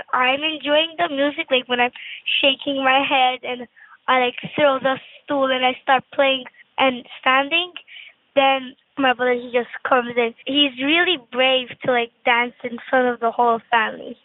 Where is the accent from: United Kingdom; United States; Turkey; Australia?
Turkey; now in Dubai, United Arab Emirates; I was born in Turkey